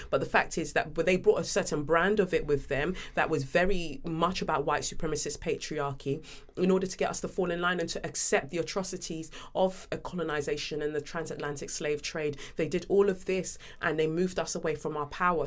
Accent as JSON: {"language": "English", "region": "London", "country": "United Kingdom", "tie": "born or raised there", "also_born_or_lived": "Nigeria", "said": "growing up in Peckham, South London, you know, coming from Nigeria"}